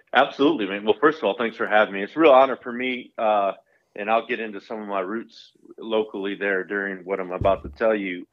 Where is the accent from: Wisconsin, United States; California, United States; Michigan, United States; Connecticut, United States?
Michigan, United States; moved away as an adult; also born or lived in Puyallup, Washington; where I grew up in Michigan